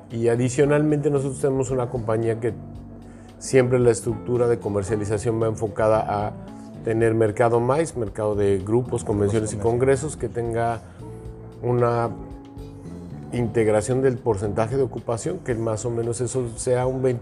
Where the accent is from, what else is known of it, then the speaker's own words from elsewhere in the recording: Mexico; Los canadienses hablan un día antes de ir como los mexicanos, ¿no? Somos muy desorganizados en México.